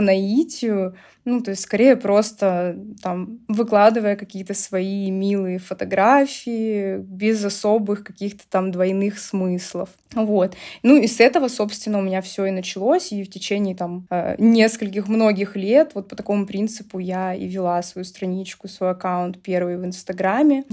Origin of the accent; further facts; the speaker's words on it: Novosibirsk, Novosibirsk Oblast, Russia; у меня даже была своя небольшая студия танцев в Новосибирске, откуда я родом